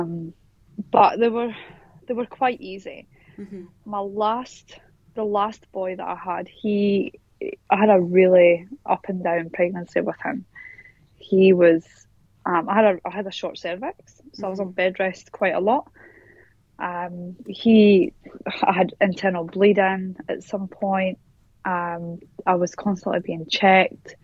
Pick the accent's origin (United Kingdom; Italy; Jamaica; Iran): United Kingdom; Scotland; moved away as an adult; now in Perth, Australia; So I am originally from Scotland, but I live in Perth, Western Australia now, and I have done for the last